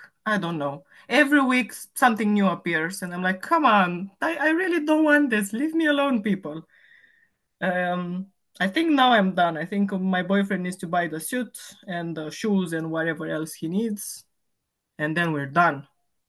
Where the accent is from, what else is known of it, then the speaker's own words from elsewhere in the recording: Romania; accent: Romanian; English is a second language; now in London, United Kingdom; 34, I think, or 35. I stopped counting after 25, so I think I'm 34. I live in London. I'm originally from Romania.